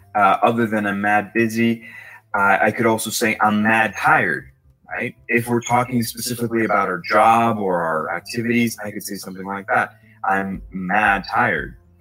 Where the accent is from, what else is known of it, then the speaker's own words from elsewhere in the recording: New York, United States; So I'm from New York, and something that's very common that we say is mad as a form of emphasis